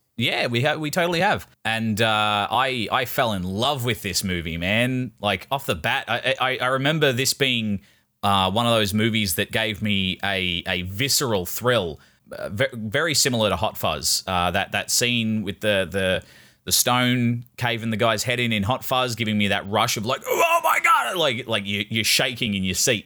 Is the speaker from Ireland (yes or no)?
yes; Ireland; I'm Irish